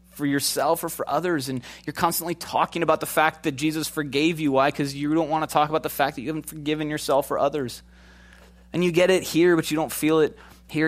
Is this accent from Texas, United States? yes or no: no; Chicago, Illinois, United States; moved away; also born or lived in Minnesota; Grew up in Chicago